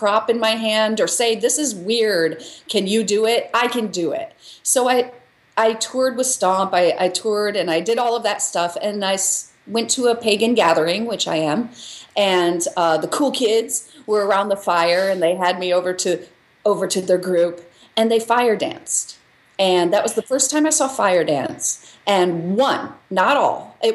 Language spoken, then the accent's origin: English; Michigan, United States; moved away as an adult; also born or lived in Chicago / New York; now in Los Angeles, United States; I grew up in Michigan, in a farm town in Michigan